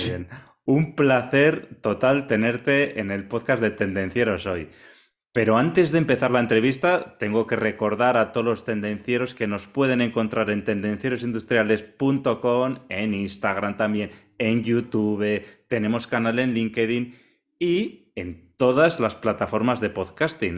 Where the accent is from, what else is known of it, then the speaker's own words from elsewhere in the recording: Vitoria-Gasteiz, Basque Country, Spain; yo también soy vecino tuyo de Vitoria